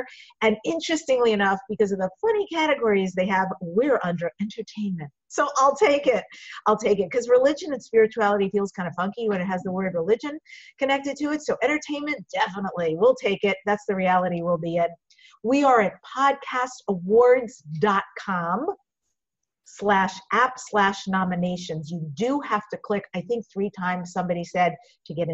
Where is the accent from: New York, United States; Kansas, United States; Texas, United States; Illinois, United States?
New York, United States; I'm from New York, so for me, it's really familial, your rhythm that you speak